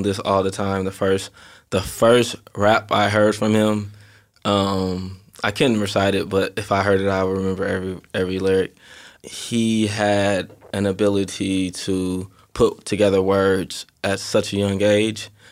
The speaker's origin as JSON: {"language": "English", "town": "Inglewood", "region": "California", "country": "United States", "tie": "born or raised there", "also_born_or_lived": "Carson, California", "said": "I lived in Inglewood up until I was twelve"}